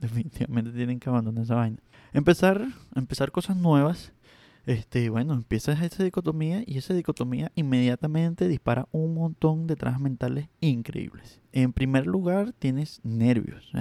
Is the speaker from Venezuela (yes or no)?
yes; Venezuela; accent: this part of Venezuela; Mi acento de esta parte de Venezuela es terrible